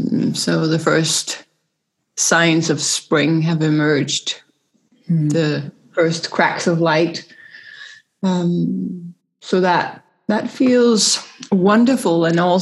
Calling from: Copenhagen, Capital Region, Denmark; I'm joining you from Copenhagen, Denmark, so Northern Hemisphere.

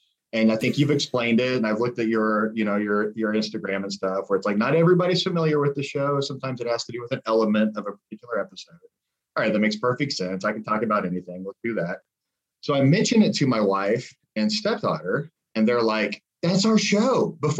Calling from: Columbus, Ohio, United States; Columbus, Ohio.

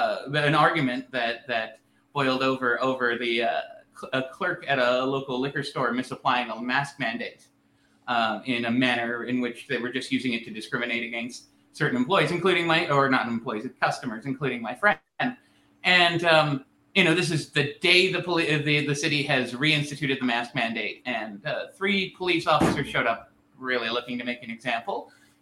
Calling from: Edmonton, Alberta, Canada; I'm calling from Edmonton, Alberta.

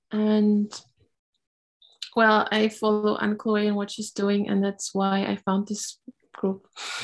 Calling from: Germany; I'm calling in from the Harz Mountains in Germany.

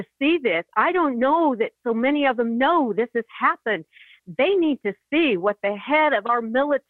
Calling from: Kansas, United States; I'm calling from Kansas.

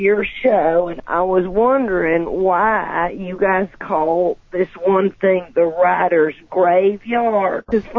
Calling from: Georgia, United States; Well, I'm calling from South Georgia, but I don't want to say exactly where because I don't know who all is listening.

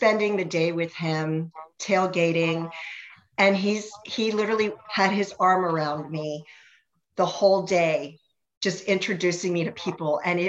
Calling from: Ashburn, Virginia, United States; I am in Ashburn, Virginia. We're west of DC.

